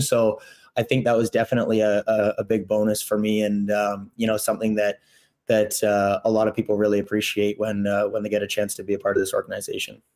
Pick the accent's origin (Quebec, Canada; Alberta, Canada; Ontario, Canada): Ontario, Canada; Toronto; also born or lived in Burlington / Brooks; now in Winnipeg, Canada; I'm from Toronto originally